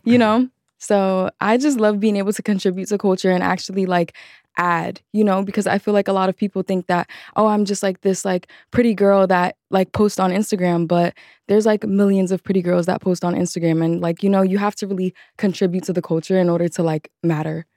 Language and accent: English; New York City, New York, United States; a childhood in the Bronx